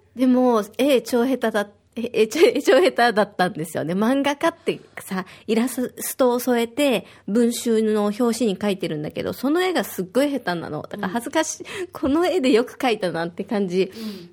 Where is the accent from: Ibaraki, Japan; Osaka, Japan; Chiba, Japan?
Osaka, Japan; now in Okinawa, Japan; 私は大阪出身